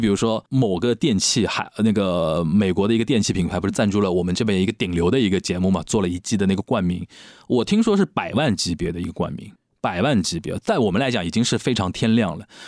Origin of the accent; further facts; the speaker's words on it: Shanghai, China; 那你用我们上海人的话，侬懂我讲，我懂侬讲